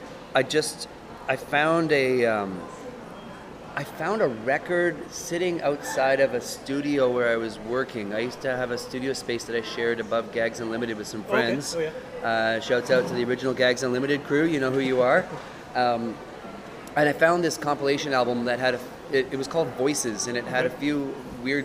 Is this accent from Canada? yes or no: yes; Portage la Prairie, Manitoba, Canada; I grew up in Portage la Prairie